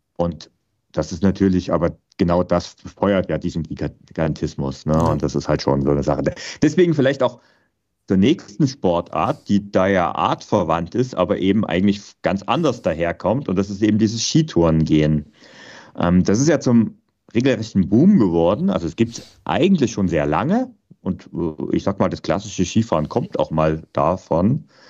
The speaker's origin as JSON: {"language": "German", "area": "Vogtland", "region": "Saxony", "country": "Germany", "tie": "born or raised there", "said": "ich bin ja im Vogtland aufgewachsen, also auch noch zu DDR-Zeiten"}